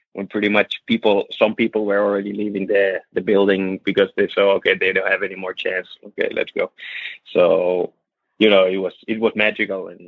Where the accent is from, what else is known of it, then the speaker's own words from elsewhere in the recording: Finland; moved away as an adult; now in Tenerife, Spain; we're living away from Finland.